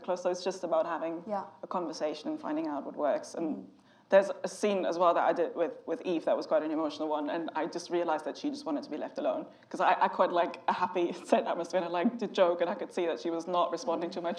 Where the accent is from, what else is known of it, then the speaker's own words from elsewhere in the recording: Germany; I grew up in Germany